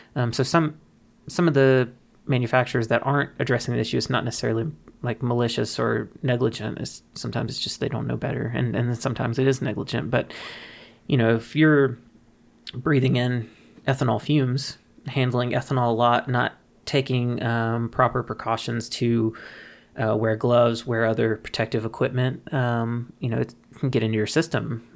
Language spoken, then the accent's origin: English; Mississippi, United States; moved away; I'm originally from Mississippi, from the Deep South